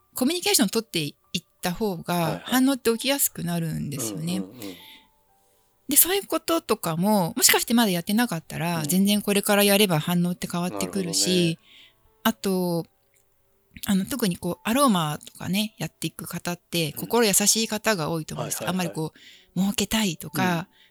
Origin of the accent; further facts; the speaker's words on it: Chiba, Japan; 千葉出身